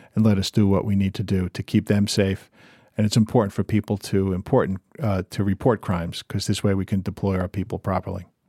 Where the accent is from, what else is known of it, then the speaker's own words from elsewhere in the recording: Montville, New Jersey, United States; went to high school in Jersey